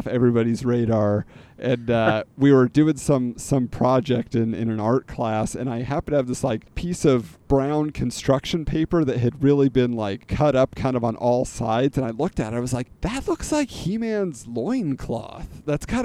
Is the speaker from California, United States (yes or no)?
yes; California, United States; I grew up in California